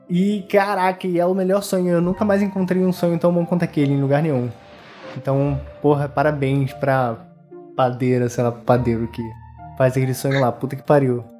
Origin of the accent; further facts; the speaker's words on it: Teresópolis, Rio de Janeiro, Brazil; A gente é de Teresópolis, né? Eu não nasci lá, mas eu vivi minha adolescência lá inteira. Eu fui pra lá com 11 anos.